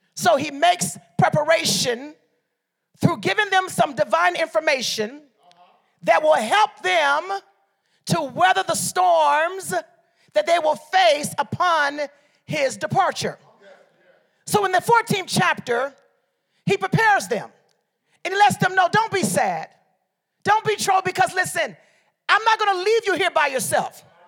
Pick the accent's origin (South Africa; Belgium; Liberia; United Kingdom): Liberia; moved away; also born or lived in Detroit, Michigan, United States; I'm from Liberia, West Africa